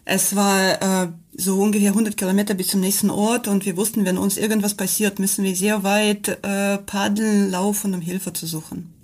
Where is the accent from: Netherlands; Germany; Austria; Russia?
Russia; Kamchatka Krai; German is a second language; moved away as an adult; bin in Kamtschatka aufgewachsen und ich habe schon als Kind äh, Vulkanausbrüche gesehen